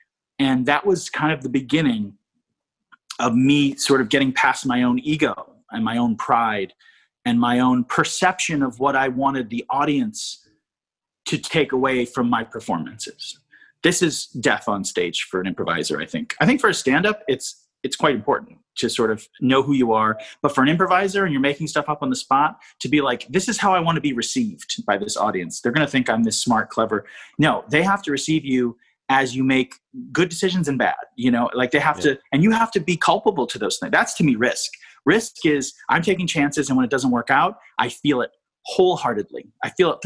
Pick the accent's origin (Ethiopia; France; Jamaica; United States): United States; East Coast; I'm from the East Coast